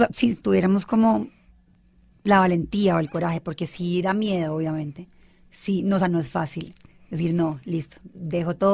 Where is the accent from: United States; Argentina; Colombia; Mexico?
Colombia; Bogotá; also born or lived in Cali; Mi mamá es caleña. Yo también, de hecho, pues solo nací. Siempre he vivido aquí en Bogotá